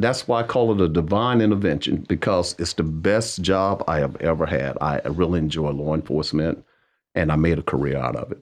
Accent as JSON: {"language": "English", "town": "Wadesboro", "region": "North Carolina", "country": "United States", "tie": "born or raised there", "said": "growing up in Waysboro"}